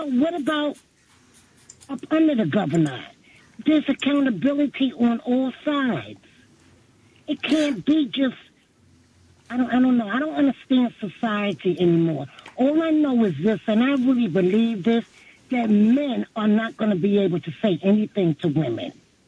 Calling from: New York City, New York, United States; I'm from Brooklyn, New York.

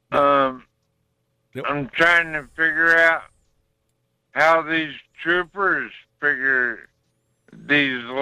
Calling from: Wasilla, Alaska, United States; in Wasilla.

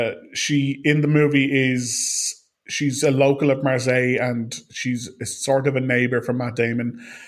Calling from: Ireland; as I am calling from Ireland

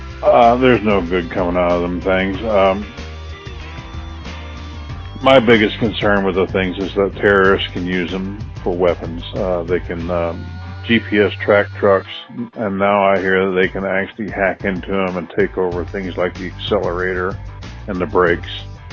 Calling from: Lamar, Missouri, United States; I'm calling from Lamar, Missouri. I've been a truck driver for 45 years

